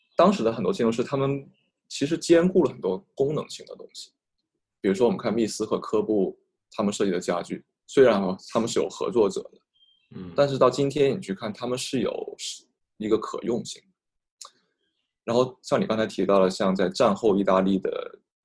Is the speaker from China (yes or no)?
yes; Guangzhou, Guangdong, China; 作为一个广州人